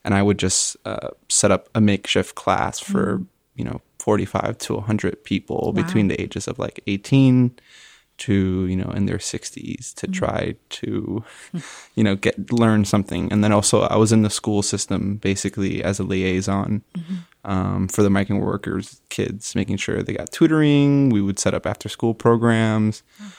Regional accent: Hialeah, Florida, United States; I would say Hialeah is a really interesting place to grow up as a Cuban American, but also in general, it has a mix of the United States, but also Cuba itself.

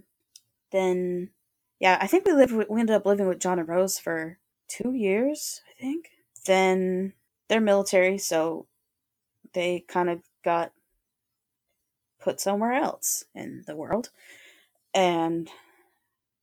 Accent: Alaska, United States; moved away as an adult; I'm living at home. I don't want to live in Alaska. I'm miserable here

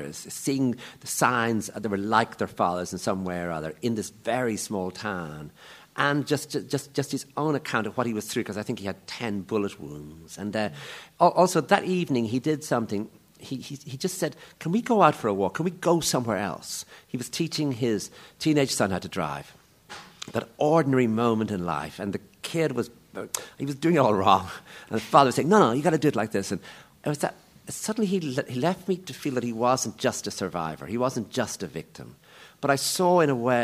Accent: Ireland; I came from the Republic of Ireland

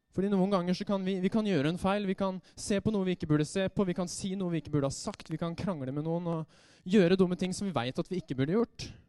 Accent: Røyse, Buskerud, Norway; ungdomsgruppe hjemme på Røyse der hvor jeg er fra

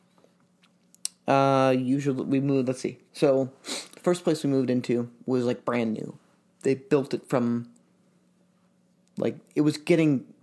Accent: Springfield, Illinois, United States; moved away as an adult; also born or lived in Chicago area, Illinois / Charleston, West Virginia / St. Louis, Missouri; now in Chicago, United States; we moved back to Springfield again. And he got like basically not his old job, but he got something similar with the treasurer for Illinois. And my parents have been there ever since. That's where I went to high school and everything

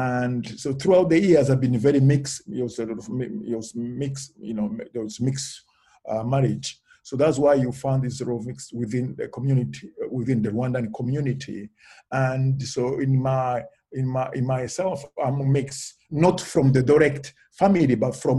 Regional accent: Russia; born there; English is a second language; Yes, I was born in Russia, but it was during Soviet time, not post.

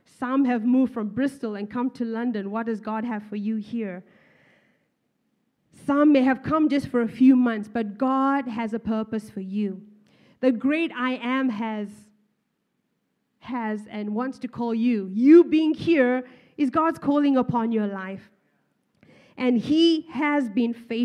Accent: Zimbabwe; moved away; Even I am from Zimbabwe

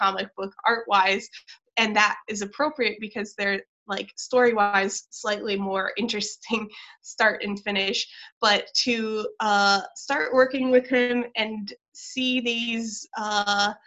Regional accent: Michigan, United States; now in Los Angeles, United States; I'm from Michigan

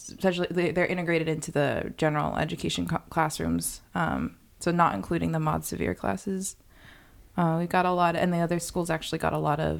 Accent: Los Angeles, California, United States; I was born in the San Fernando Valley, so I'm an official Valley girl.

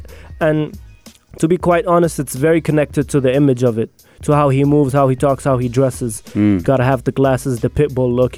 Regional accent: Abu Dhabi, United Arab Emirates; also born or lived in Moscow, Russia; now in Sharjah, United Arab Emirates; came to Abu Dhabi when I was four.

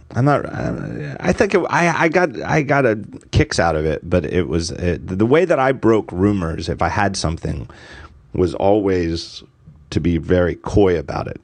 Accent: outside Philadelphia, Pennsylvania, United States; I'm in Philadelphia now, and I, I grew up in outside

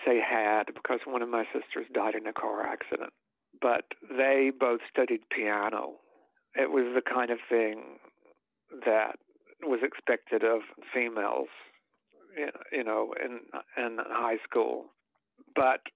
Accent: Hazlehurst, Mississippi, United States; moved away; I was born and grew up in a town called Hazelhurst, Mississippi, which is kind of in the middle of the state, slightly to the west

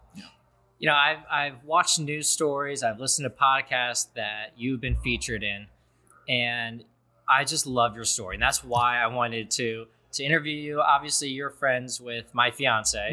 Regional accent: Cincinnati, Ohio, United States; I come from Cincinnati, a very liberal city

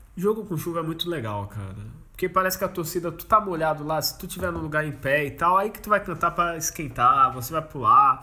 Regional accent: Santos, São Paulo, Brazil; a gente é de Santos

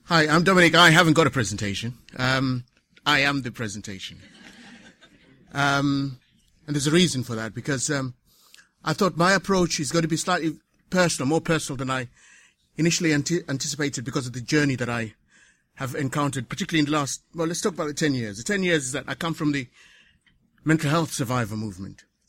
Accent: Zimbabwe; also born or lived in Waltham Forest, London; now in London, United Kingdom; coming from Southern Africa, because this is where I come from, I come from Zimbabwe

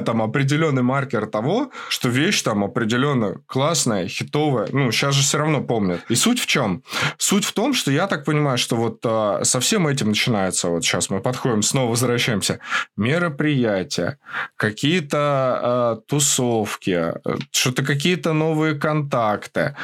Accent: Moscow, Russia; Я рос в Москве, а, и вот в Подмосковье

